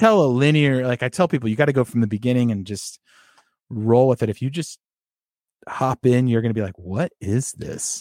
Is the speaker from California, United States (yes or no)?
yes; Sacramento, California, United States; I grew up in the Sacramento area